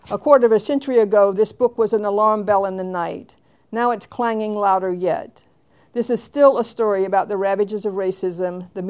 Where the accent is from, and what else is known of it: Tuskegee, Alabama, United States; born or raised there